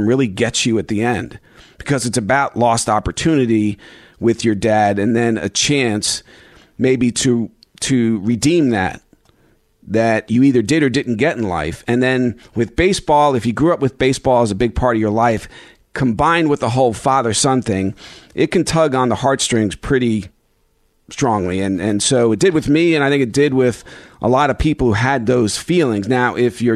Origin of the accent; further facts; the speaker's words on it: northern New Jersey, United States; also born or lived in Bronx, New York; I was born in the Bronx, grew up in northern New Jersey